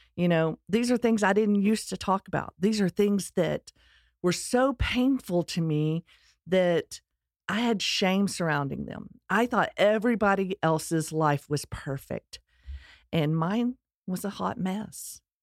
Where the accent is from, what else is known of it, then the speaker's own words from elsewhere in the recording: Texas, United States; accent: Texas; my Texas accent